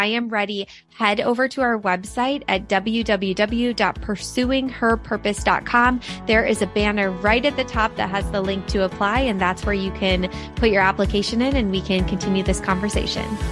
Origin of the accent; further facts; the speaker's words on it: Midwest, United States; the three of us are from the Midwest